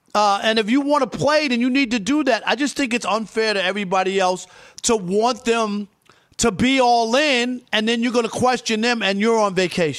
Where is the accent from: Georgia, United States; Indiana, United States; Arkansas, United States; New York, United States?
New York, United States; Queens; I grew up in Queens, though. I'm just saying.